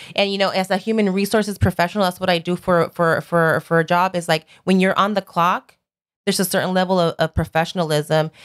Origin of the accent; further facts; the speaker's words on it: Los Angeles, California, United States; Born and raised in Sun Valley